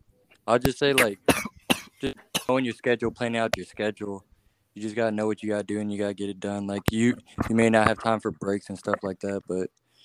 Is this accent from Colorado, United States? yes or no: no; Chicago, Illinois, United States; born there; also born or lived in Florida / Virginia; now in Atlanta, United States; So I was born in Chicago, then I moved to Florida, and then I moved to Virginia, and then now I moved to Atlanta.